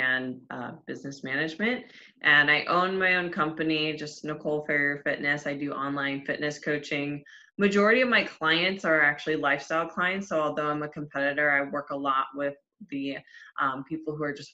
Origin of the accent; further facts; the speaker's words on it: Cleveland, Ohio, United States; moved away as an adult; now in Tampa, United States; I'm originally from Cleveland, Ohio, but I relocated to Tampa, Florida